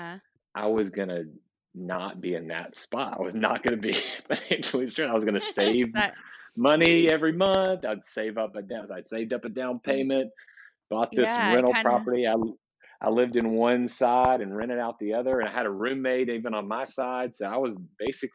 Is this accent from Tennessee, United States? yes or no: yes; Nashville, Tennessee, United States; I was born in Nashville, Tennessee